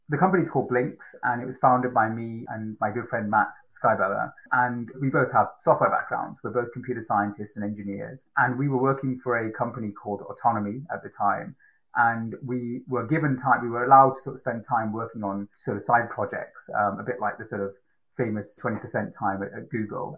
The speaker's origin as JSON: {"language": "English", "town": "Manchester", "region": "North West England", "country": "United Kingdom", "tie": "born or raised there", "also_born_or_lived": "Sri Lanka / Fiji", "said": "had a great childhood growing up in Manchester mainly"}